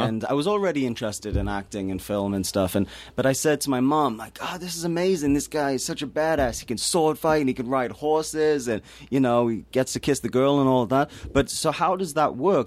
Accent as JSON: {"language": "English", "town": "Newcastle upon Tyne", "region": "North East England", "country": "United Kingdom", "tie": "born or raised there", "moved": "yes", "said": "I come from Newcastle-upon-Tyne, which is a, a very depressed working class city in the north of England"}